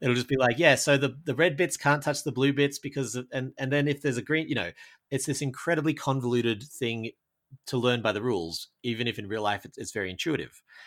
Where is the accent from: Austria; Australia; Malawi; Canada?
Australia; I, I'm from Australia.